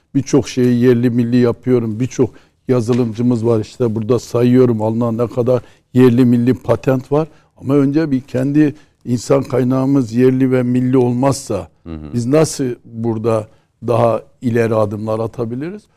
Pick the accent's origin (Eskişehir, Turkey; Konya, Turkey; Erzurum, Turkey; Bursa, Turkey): Erzurum, Turkey; evde bir Erzurumlu olarak